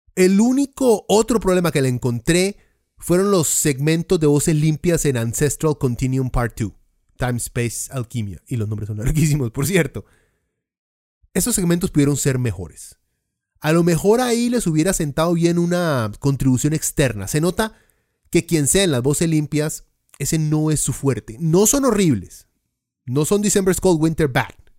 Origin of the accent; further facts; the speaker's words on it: Costa Rica; somos la Suiza centroamericana